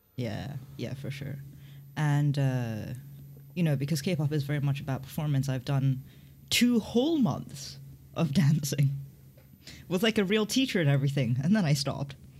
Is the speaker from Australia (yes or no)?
no; Hong Kong; I grew up in Hong Kong